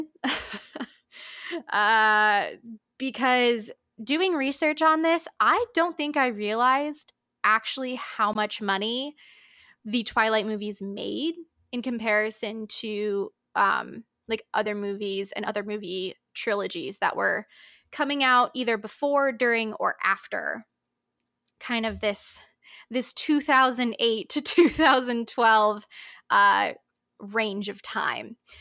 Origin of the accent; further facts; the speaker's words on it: Palm Beach Gardens, Florida, United States; my hometown of lovely Palm Beach Gardens, Florida